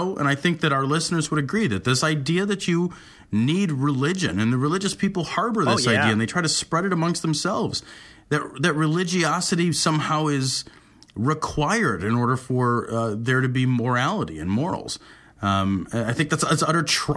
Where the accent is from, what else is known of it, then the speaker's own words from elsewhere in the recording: United States; I'm American